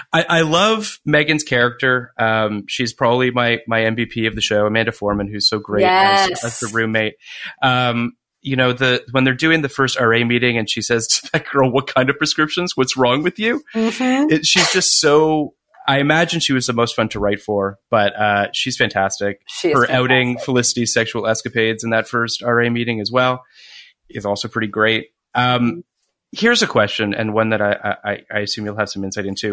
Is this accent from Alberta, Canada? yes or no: no; Toronto, Ontario, Canada; I'm from Toronto